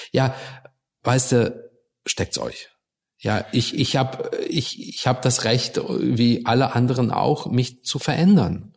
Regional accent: Germany; born or raised there; also born or lived in Russia

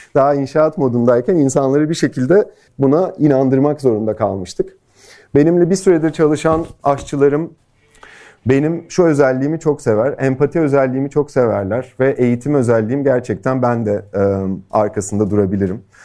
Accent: Turkey; moved away as an adult; also born or lived in Los Angeles, United States; Türkiye'ye dönmeye karar verdim

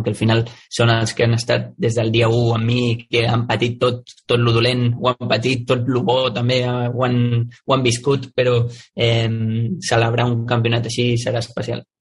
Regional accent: Sant Antoni de Vilamajor, Catalonia, Spain; és el meu poble, és on m'he criat, on he crescut, és un poble molt petit

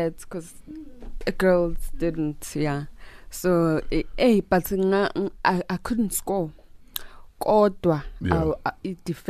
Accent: Mandeni, KwaZulu-Natal, South Africa; English is a second language; I grew up in Mandeni

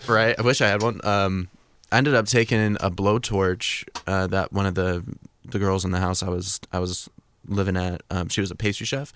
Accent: Fort Collins, Colorado, United States; I grew up in Fort Collins, Colorado.

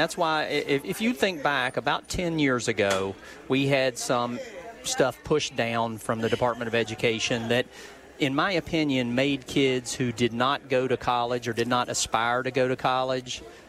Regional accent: West Virginia, United States; being born and raised in West Virginia

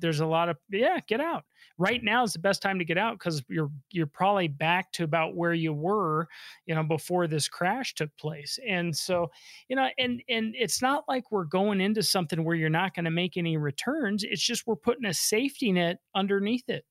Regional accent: Denver, Colorado, United States; I was born and raised here in Denver, Colorado

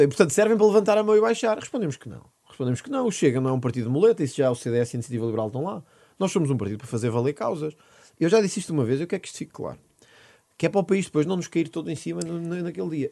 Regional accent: Sintra, Lisbon, Portugal; Porto Alegre não é a minha terra. Eu sou de Sintra

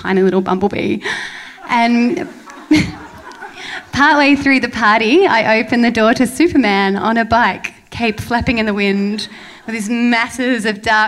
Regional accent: Melbourne, Victoria, Australia; moved away as an adult; also born or lived in Banda Aceh, Indonesia; I moved back to my hometown, Melbourne

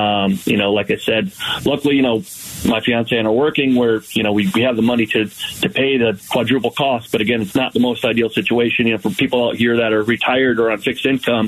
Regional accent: Massachusetts, United States; moved away as an adult; now in Rio Verde, United States; I'm from Massachusetts. So originally, you know, I've had well water my entire life

